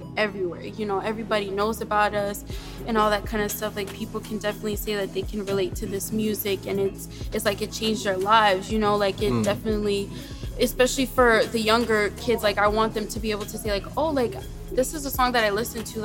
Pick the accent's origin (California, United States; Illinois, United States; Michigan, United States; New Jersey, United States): New Jersey, United States; Rahway; I'm from Jersey, Rahway